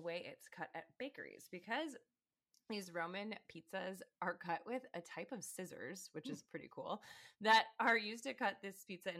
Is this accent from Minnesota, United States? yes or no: no; Chicago, Illinois, United States; we are from the Chicagoland area